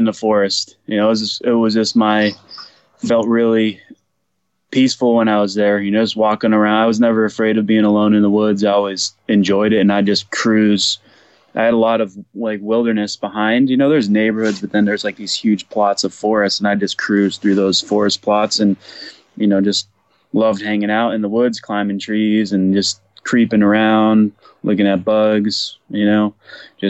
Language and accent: English; New Hampshire, United States; also born or lived in Beverly, Massachusetts; now in Ojai, United States; I was born in Beverly, Mass, but raised in New Hampshire